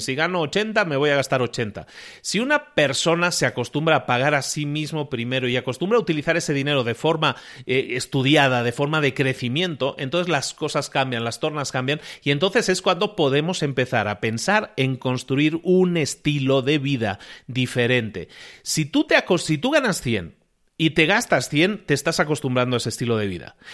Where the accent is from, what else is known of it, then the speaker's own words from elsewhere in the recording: Spain; Yo soy español de origen